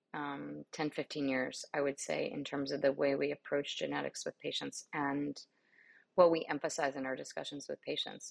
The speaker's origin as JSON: {"language": "English", "town": "New York City", "region": "New York", "country": "United States", "tie": "born or raised there", "also_born_or_lived": "Miami, Florida", "moved": "as an adult", "lives_now": "Houston, United States", "said": "I grew up in New York City"}